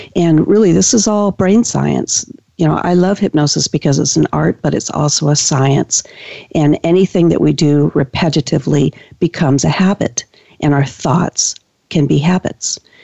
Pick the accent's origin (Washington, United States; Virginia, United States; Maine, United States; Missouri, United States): Washington, United States; I've been practicing now for 18 years here in, in my county in Washington